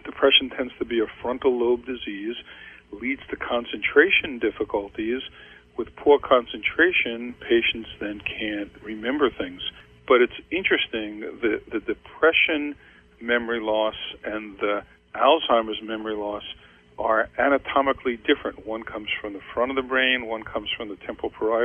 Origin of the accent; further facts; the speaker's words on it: New York, United States; I grew up in New York